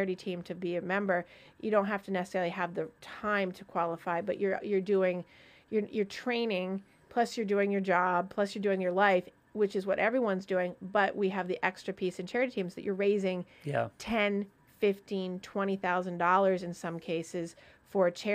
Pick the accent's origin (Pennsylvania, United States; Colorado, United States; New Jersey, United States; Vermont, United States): Vermont, United States; I'm from Vermont.